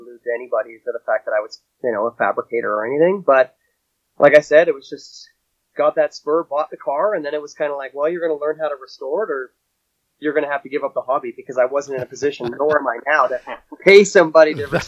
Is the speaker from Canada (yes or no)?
yes; Canada; moved away as an adult; now in United States; I'm originally from Canada by birthright and moved down here to work